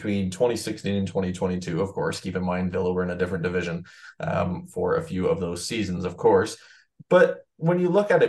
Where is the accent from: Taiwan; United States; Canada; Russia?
Canada; I'm a Canadian fool.